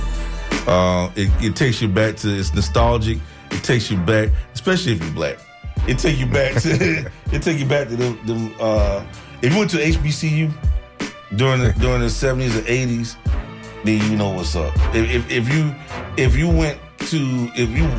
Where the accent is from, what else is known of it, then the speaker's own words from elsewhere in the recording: Tallahassee, Florida, United States; I'm from Tallahassee